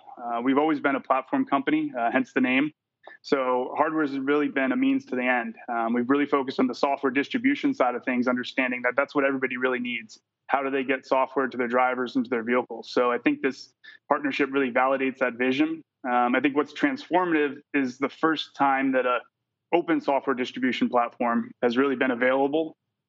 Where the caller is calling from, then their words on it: San Diego, California, United States; San Diego, California.